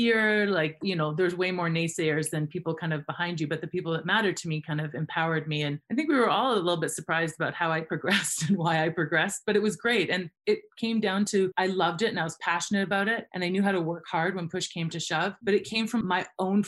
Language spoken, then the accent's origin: English; Fernie, British Columbia, Canada; I am Canadian, born and raised in a town called Fernie, British Columbia